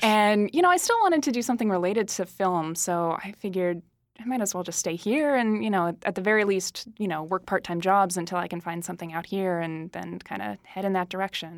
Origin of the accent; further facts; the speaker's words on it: Derry, New Hampshire, United States; moved away as an adult; also born or lived in Massachusetts; now in Los Angeles, United States; I was born in Massachusetts, but I, I lived in New Hampshire from the time I was in, like, first grade until I graduated from high school